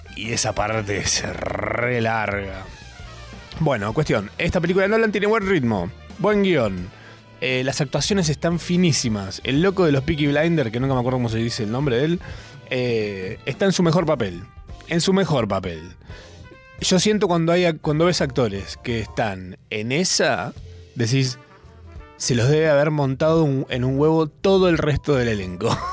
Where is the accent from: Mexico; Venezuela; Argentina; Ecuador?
Argentina; si yo no fuera argentino